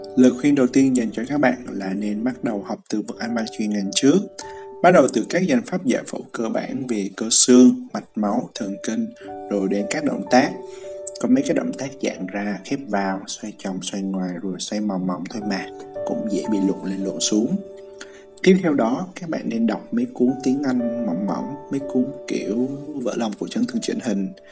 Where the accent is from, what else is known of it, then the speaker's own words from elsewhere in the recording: Central Highlands, Vietnam; accent: Central Highlands accent; giọng tây nguyên quê hương mình đó